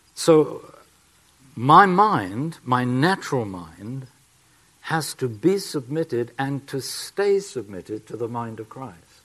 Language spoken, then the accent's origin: English; England, United Kingdom; accent: English; my English accent